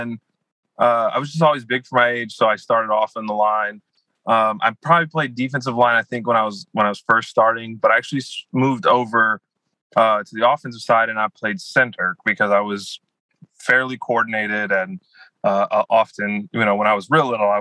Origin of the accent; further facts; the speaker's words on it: Louisiana, United States; I'm from Louisiana, so I did grow up going to Saints games